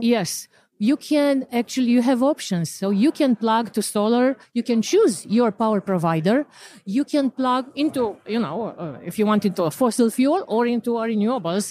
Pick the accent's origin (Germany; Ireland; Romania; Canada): Romania; moved away; I'm originally from Romania